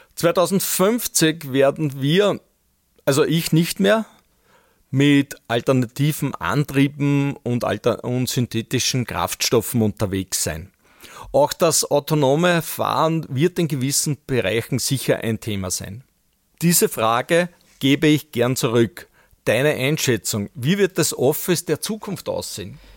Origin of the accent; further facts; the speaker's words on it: Böheimkirchen, Lower Austria, Austria; als Kind noch mit meiner Mutter von meiner Heimatgemeinde Böhemkirchen nach St. Pölten